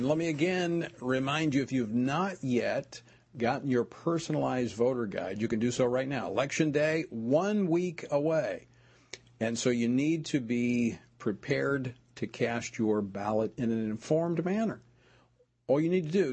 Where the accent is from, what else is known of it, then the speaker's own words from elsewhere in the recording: Oklahoma, United States; now in Louisiana, United States; when I was in high school growing up in Oklahoma, I worked in the oil field during the summers.